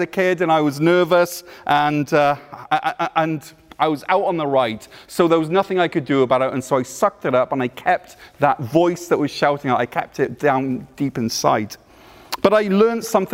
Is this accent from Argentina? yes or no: no; Wales, United Kingdom; moved away; I'm from Wales, but I pastor over at Cornerstone Church in North Gore